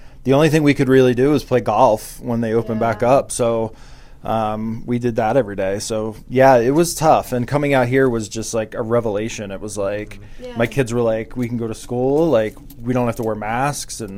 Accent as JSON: {"language": "English", "region": "New Jersey", "country": "United States", "tie": "born or raised there", "moved": "as an adult", "lives_now": "Montana, United States", "said": "I was born and raised in New Jersey"}